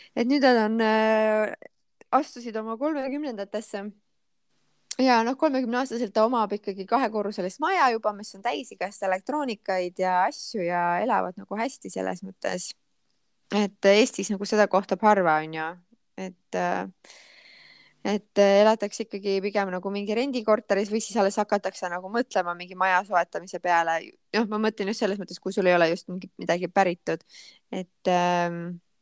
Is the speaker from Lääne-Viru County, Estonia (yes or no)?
yes; Rakvere, Lääne-Viru County, Estonia; Rakveresse, kus ma pärit olen